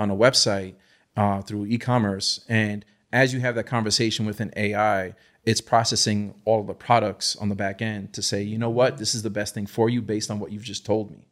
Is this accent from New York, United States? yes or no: yes; New York City, New York, United States; I grew up in the Lower East Side, New York City